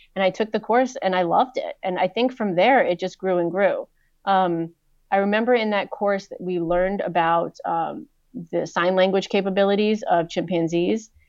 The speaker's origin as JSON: {"language": "English", "region": "East Coast of the US", "country": "United States", "tie": "born or raised there", "said": "I grew up on the East Coast of the U S"}